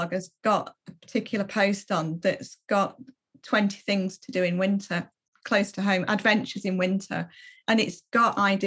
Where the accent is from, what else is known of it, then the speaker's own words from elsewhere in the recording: Malham, Yorkshire and the Humber, United Kingdom; now in West Yorkshire, United Kingdom; I grew up in a little village in the Yorkshire Dales, and that had Malham. I grew up in Malham